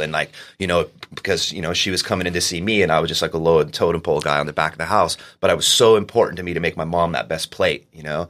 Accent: Oceanside, California, United States; I grew up in Oceanside

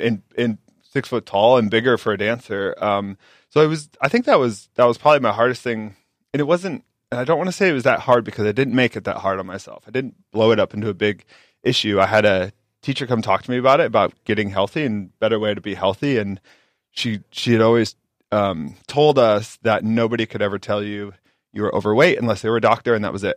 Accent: Carroll, Iowa, United States; moved away; originally I'm from Carroll, Iowa. Small town, um, ten thousand people

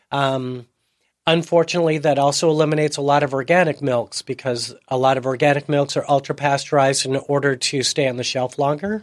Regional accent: Chicago, Illinois, United States; also born or lived in Seattle; now in San Diego, United States; I was, uh, born and raised in Chicago

